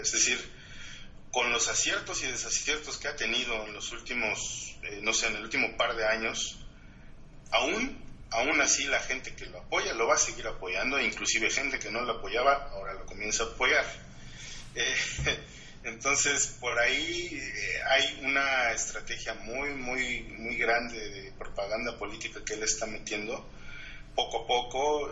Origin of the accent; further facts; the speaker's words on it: Mexico; nosotros como mexicanos